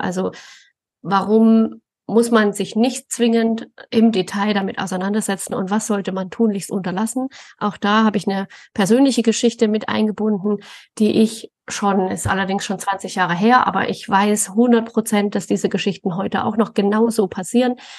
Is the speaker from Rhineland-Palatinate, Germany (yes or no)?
no; Thuringian Forest, Germany; now in Coburg, Germany; ich bin im, im Thüringer Wald aufgewachsen